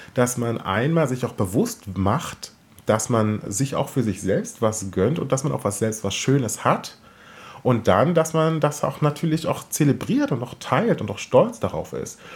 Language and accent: German; Southern Brandenburg, Germany; als äh, Teenager bin ich ja in Südbrandenburg groß geworden